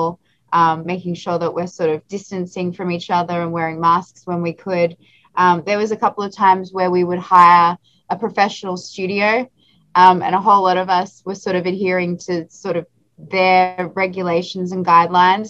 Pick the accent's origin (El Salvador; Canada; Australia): Australia; moved away as an adult; now in Los Angeles, United States; I'm originally from Australia, and now I live in Los Angeles.